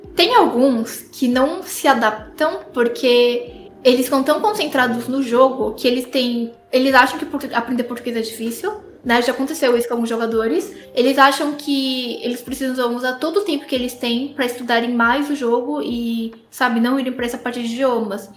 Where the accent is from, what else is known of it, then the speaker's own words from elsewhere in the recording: Brazil; also born or lived in South Korea; Eu e o meu pai nascemos na Coreia. Aí eu vim para cá quando eu tinha 3 anos